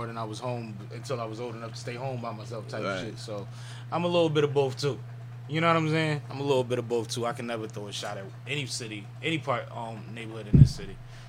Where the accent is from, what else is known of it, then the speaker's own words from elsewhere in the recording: Philadelphia, Pennsylvania, United States; You know I'm Uptown